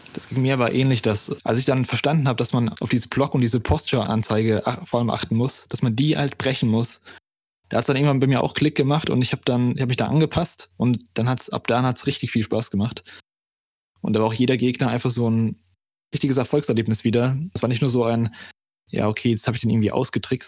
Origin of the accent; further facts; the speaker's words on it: Germany; wie ich als Deutscher sage